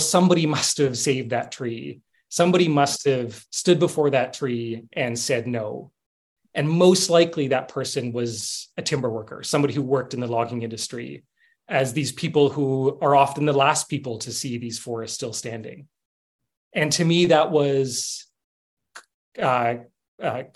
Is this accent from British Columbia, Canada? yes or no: yes; Salt Spring Island, British Columbia, Canada; now in Toronto, Canada; I was born on Salt Spring Island, which is the largest of the Gulf Islands.